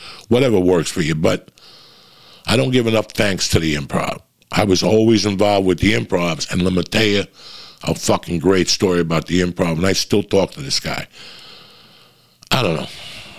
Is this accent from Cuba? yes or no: yes; Cuba; But he asked me, where are you from? Are you Italian? I go, no, I'm Cuban.